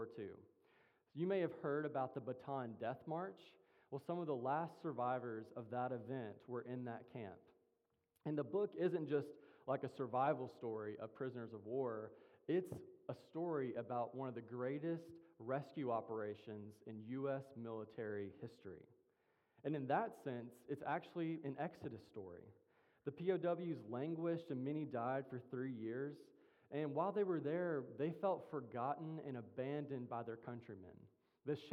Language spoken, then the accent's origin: English; Mississippi, United States; I'm from Mississippi, and in Mississippi, when someone says good morning, you say it back.